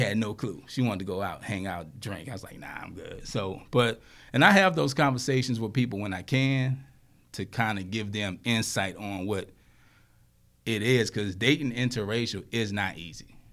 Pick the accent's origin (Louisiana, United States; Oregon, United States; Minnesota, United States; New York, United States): Louisiana, United States; I grew up in Louisiana, and, you know, down there, it's like a melting pot